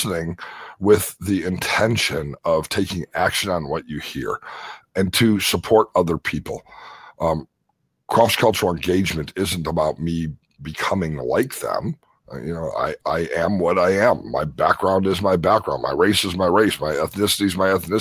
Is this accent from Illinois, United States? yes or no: yes; Chicago, Illinois, United States; now in Las Vegas, United States; I grew up in Chicago